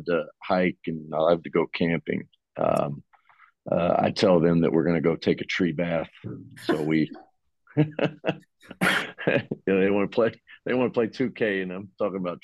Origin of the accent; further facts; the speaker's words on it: Virginia mountains / the South, United States; moved away; also born or lived in Milwaukee, Wisconsin; I'm from the South.